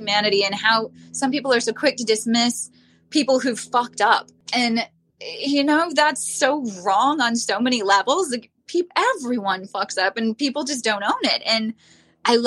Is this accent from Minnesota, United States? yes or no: yes; Minnesota, United States; We're both from Minnesota.